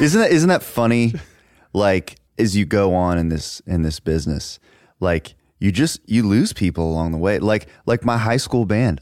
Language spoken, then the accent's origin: English; Dallas, Texas, United States; I grew up in Dallas